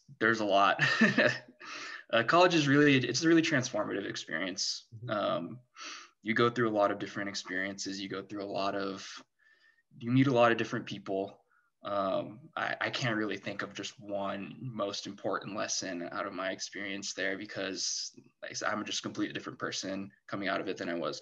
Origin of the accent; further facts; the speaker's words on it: San Diego, California, United States; I grew up in San Diego